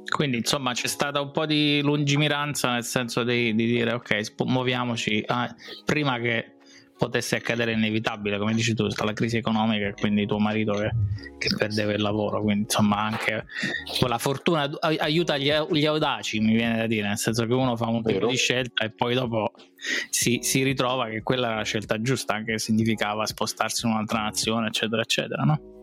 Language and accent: Italian; Abruzzo, Italy; noi siamo abruzzesi